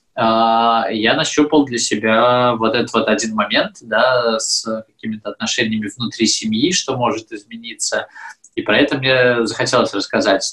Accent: Belarus; moved away; я вроде как из Беларуси

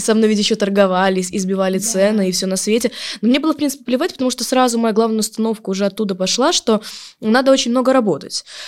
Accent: Yalta, Crimea, Ukraine; я девочка из Ялты, которая в шестнадцать в лет

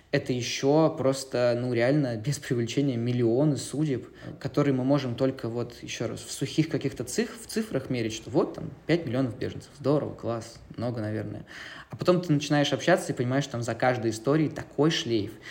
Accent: Novosibirsk, Novosibirsk Oblast, Russia; moved away; also born or lived in Moscow; Я журналист и документалист, изначально из Новосибирска

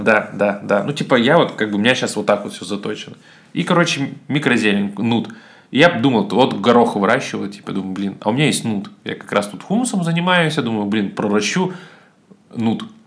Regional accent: Siberia, Russia; я сибирский еврей

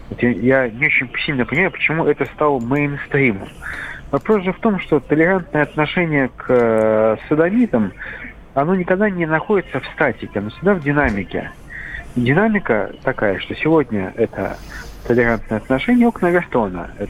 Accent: Saint Petersburg, Russia; Вот я хоть из Петербурга, у нас «Зенит», все понятно, «Зенит», «СК» и «Йокерит».

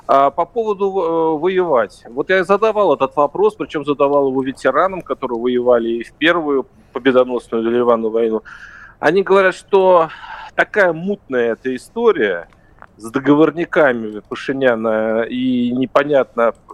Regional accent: Moscow, Russia; Я сам из Москвы, знаешь.

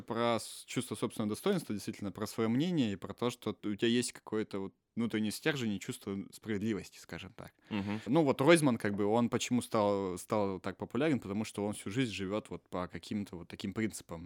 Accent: Russia; moved away; also born or lived in Yekaterinburg; Мое детство прошло не в Екатеринбурге, мое mm-hmm. детство прошло в другом городе, в котором эта вся культура отсутствовала практически

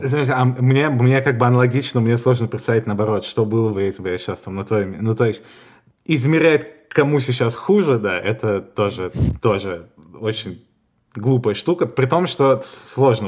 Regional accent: Russia; moved away as an adult; now in Spain; я из России

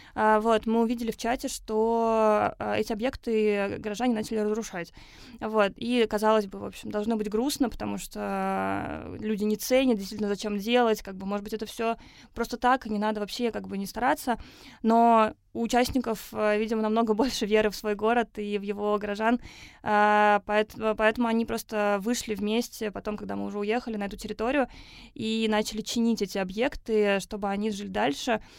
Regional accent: Naberezhnye Chelny, Tatarstan, Russia; moved away; я сама родилась в Татарстане, в Набережных Челнах

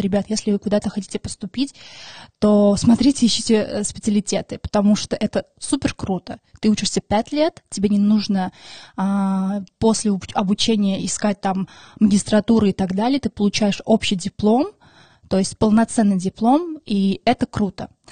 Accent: Moscow, Russia; Russian is a second language; also born or lived in Maralik, Shirak Province, Armenia; мне 24 года, я из Москвы. И я обожаю Москву, собственно, тут живу уже 20 лет

